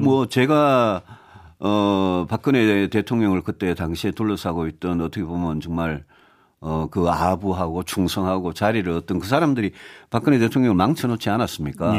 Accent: South Korea; 대구 경북 에서 태어나서 거기서 정치를 오래 한

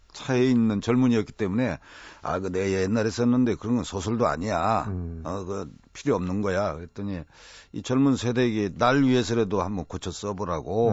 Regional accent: Nonsan, South Chungcheong, South Korea; moved away; 강경논산 사이에 이 아주 드넓은 들 동네에서 자랐거든요

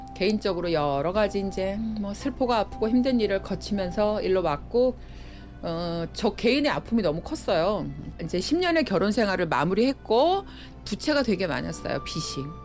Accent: Seoul, South Korea; 여기가 그러니까 구주소로 하월곡동 88번지예요. 미아리 성매매 집창촌 이 지역. 저는 여기가 원래 고향이에요

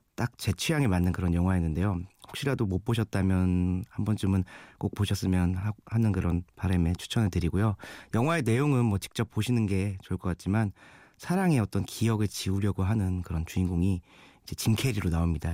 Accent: Suwon, Gyeonggi Province, South Korea; 어린 시절 태어나고 자란 곳이 바로 경기도 수원이란 곳이에요

